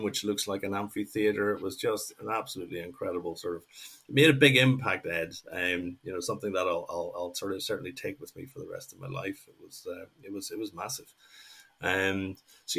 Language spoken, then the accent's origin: English; Northern Ireland, United Kingdom; moved away as an adult; also born or lived in Mexico; what I grew up with in Northern Ireland